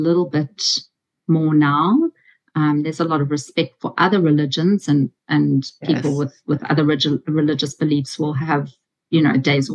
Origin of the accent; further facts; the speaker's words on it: South Africa; moved away as an adult; now in Australia; I'm from South Africa, and in our final year in English, you have to give a big oral